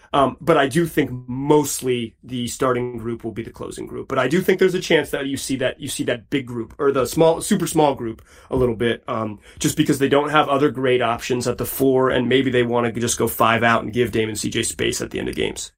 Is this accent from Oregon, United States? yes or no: no; Chapel Hill, North Carolina, United States; I, am a Carolina guy. I grew up in Chapel Hill